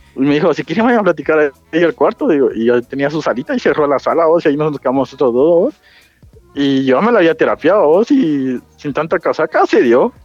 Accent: Chimaltenango, Guatemala; yo soy de Chimal

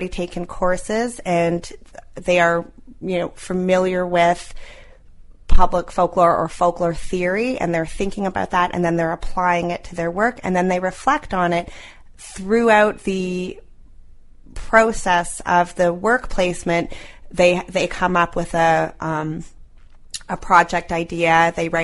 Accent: Toronto, Ontario, Canada; moved away as an adult; also born or lived in New York; now in St. John's, Canada; I grew up in Toronto. I went to New York, and I had gone from New York to St. John's

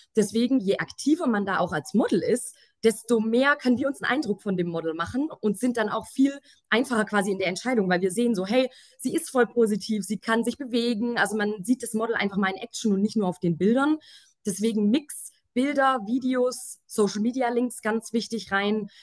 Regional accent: Swabia, Germany; accent: Swabian; now in Munich, Germany; ich bin gebürtige Schwäbin, lebe mittlerweile aber in München. Äh, falls mir mal irgendwie ein Akzent rausrutscht

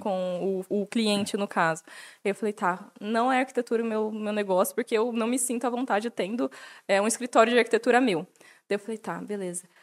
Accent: Jundiaí, São Paulo, Brazil; moved away as an adult; now in Atibaia, Brazil; eu sou de Jundiaí, que é a cidade do lado

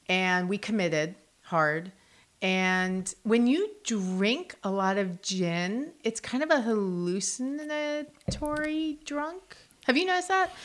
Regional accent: New Jersey, United States; moved away as an adult; also born or lived in New York City / Los Angeles; now in Charlotte, United States; I grew up in New Jersey, but I started going to New York City when I was twelve for school. So I commuted back and forth.

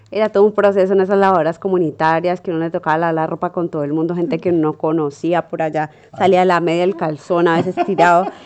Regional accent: Colombia; uno como colombiano tiene una barraquera y una capacidad de hacer lo que, lo que uno se propone

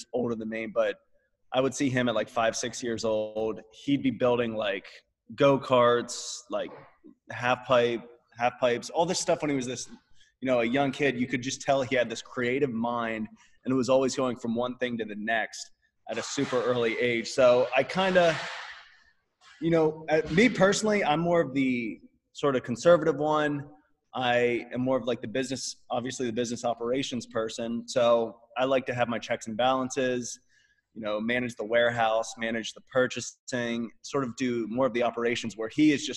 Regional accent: Pennsylvania, United States; moved away as an adult; now in Austin, United States; we're from Pennsylvania, and we were just operating out of Pennsylvania.

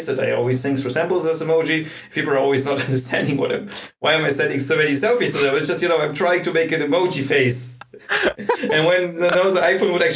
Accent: Russia; now in Germany; I come from Russia

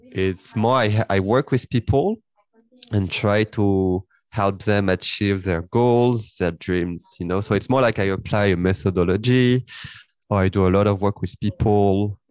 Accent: Paris, Île-de-France, France; I was born and raised uh, in France, and I grew up in Paris

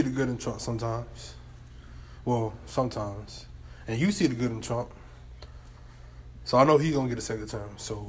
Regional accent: United States; we born in the United States

